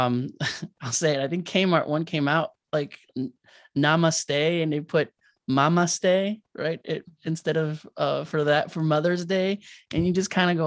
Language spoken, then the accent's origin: English; Arizona, United States; also born or lived in Mexico; I'm from Arizona. I came here in Mexico, and then I left, you know, at a young age, and I came to the US